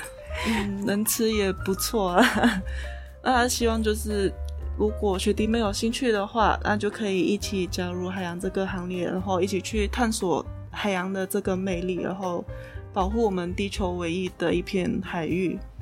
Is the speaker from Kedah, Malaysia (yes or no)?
no; Ipoh, Perak, Malaysia; moved away as an adult; now in Kaohsiung, Taiwan; 我家乡，就是嗯。怡保